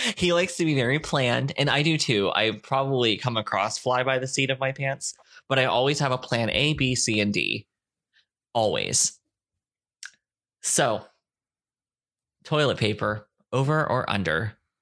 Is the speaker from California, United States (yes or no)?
no; Fort Myers, Florida, United States; born or raised there; also born or lived in Lima, Ohio; now in Texas, United States